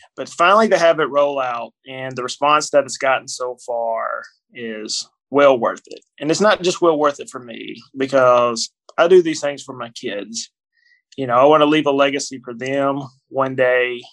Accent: Kentucky, United States; I'm born and raised in Kentucky, in a small town in Kentucky.

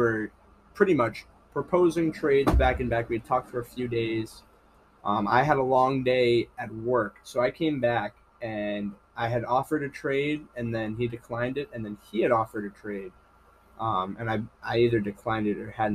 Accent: Marblehead, Massachusetts, United States; born or raised there

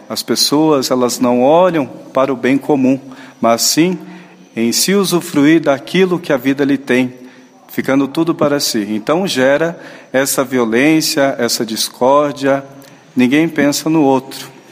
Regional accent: Itapeva, São Paulo, Brazil; moved away as an adult; now in Curitiba, Brazil; Eu sou natural de São Paulo, interior, cidade chamada Itapeva.

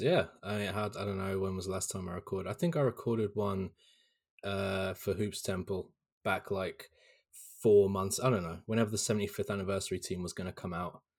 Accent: Hampshire, South East England, United Kingdom; where I was born in Hampshire in South England

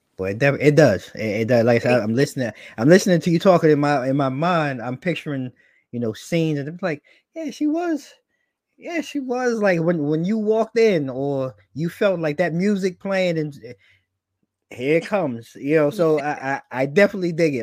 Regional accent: New York, United States; now I'm a New Yorker

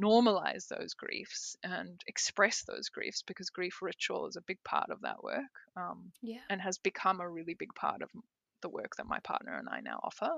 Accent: South Africa; also born or lived in Peru; now in Australia; I'm South African. I went and did an apprenticeship in Peru, then I moved to Australia

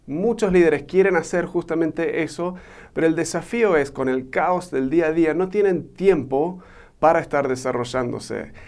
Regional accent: Argentina; also born or lived in United States; now in Mexico; soy un gringo que se crió en Argentina y ahora vivo en México

